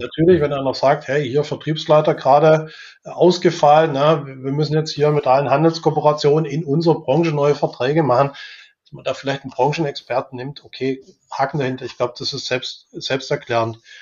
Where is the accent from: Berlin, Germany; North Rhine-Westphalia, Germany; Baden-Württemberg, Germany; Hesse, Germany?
Baden-Württemberg, Germany; Weinstadt; ich bin in Weinstadt aufgewachsen, das ist bei Weiblingen mhm. im, im, Einzugsgebiet von Stuttgart